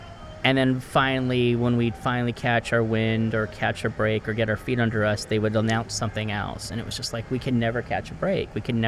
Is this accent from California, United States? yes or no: yes; Los Angeles, California, United States; I was raised on Brand Boulevard, which is right next to San Fernando Mission.